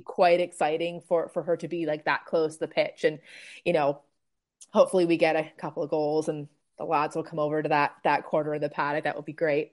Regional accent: Toronto, Ontario, Canada; moved away; also born or lived in Manchester; we're both Canadians. Um, we're both from Toronto, but we actually met in Manchester

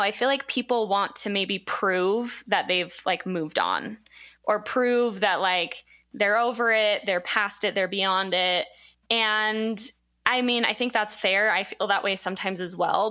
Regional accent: Provo, Utah, United States; I'm from Provo

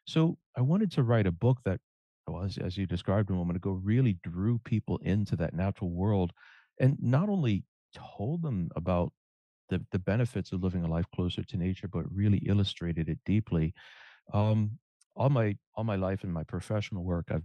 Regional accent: Cajun, Louisiana, United States; I'm a Cajun

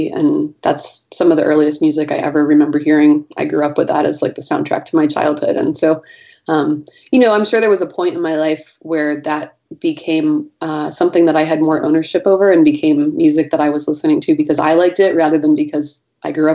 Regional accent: Michigan, United States; also born or lived in Northeast United States; now in San Francisco, United States; I grew up in Michigan, and then I lived in the Northeast for a while, and I've been in San Francisco since 2003.

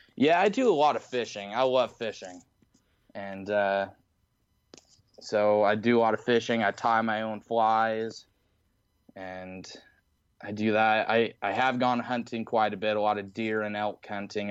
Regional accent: Utah, United States; I'm from Utah

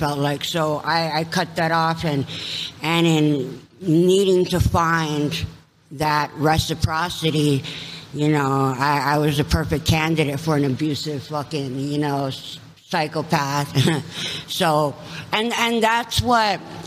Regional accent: Kauai, Hawaii, United States; also born or lived in Los Angeles, California; now in Tucson, United States; born and raised on Kauai. In Hawaii, in Hawaii

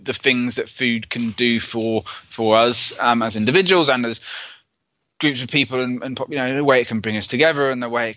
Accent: United Kingdom; I'm British

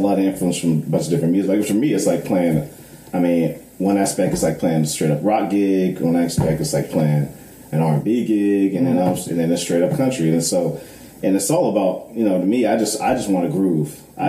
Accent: West Coast, California, United States; moved away as an adult; now in Nashville, United States; Growing up on the West Coast

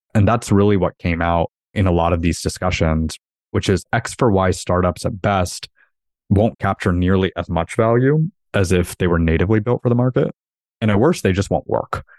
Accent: United States; we grow up as Indians in the U S

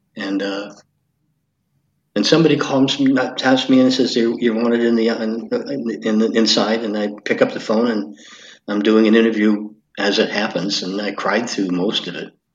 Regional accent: St. Thomas, Ontario, Canada; St. Thomas is my hometown

